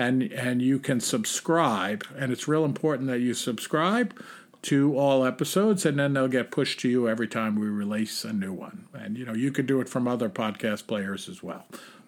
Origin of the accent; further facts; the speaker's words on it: New England, United States; I'm from New England. An avid striper fisherman, and I can relate to both of your senses of humor.